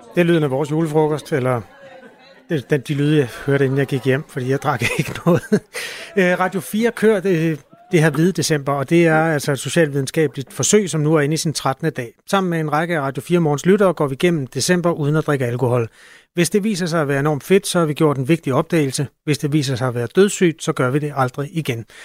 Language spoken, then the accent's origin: Danish; Denmark; som dansker